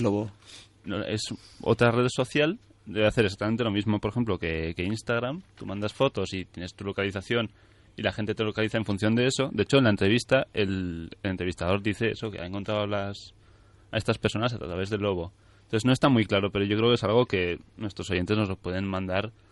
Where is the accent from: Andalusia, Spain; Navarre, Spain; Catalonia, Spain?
Navarre, Spain; aquí somos más de, sutil, de sutilezas en Navarra, en general en el norte de España